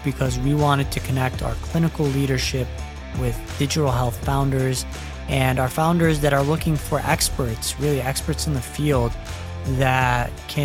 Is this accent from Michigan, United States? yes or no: yes; Dearborn, Michigan, United States; moved away; I grew up in Metro Detroit, just outside. It's a suburb called Dearborn, where all of the Arabs are.